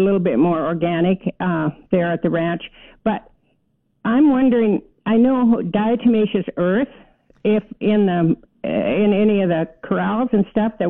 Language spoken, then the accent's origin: English; Montana, United States; moved away; I'm from Montana originally.